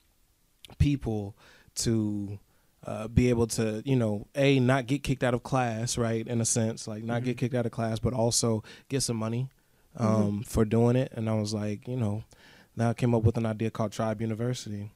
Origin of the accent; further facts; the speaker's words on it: Kansas City, Kansas, United States; I'm from Wyandotte County, Kansas